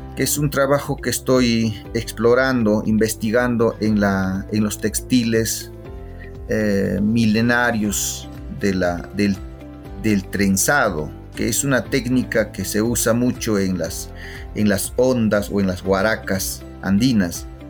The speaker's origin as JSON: {"language": "Spanish", "town": "Huancayo", "region": "Junín", "country": "Peru", "tie": "born or raised there", "also_born_or_lived": "Germany", "moved": "as an adult", "said": "Mi infancia en, en, Huancayo o en, mi pueblo"}